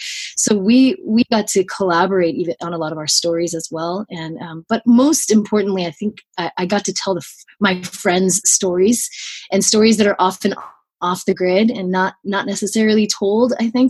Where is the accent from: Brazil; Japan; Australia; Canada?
Japan; Tokyo; I grew up in Tokyo, Japan.